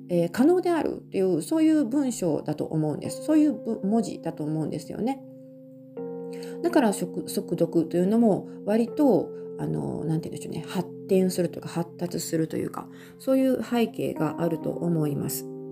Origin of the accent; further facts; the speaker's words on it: Japan; 私たち日本人として普段普段というかね小さい頃から漢字に親しんでいて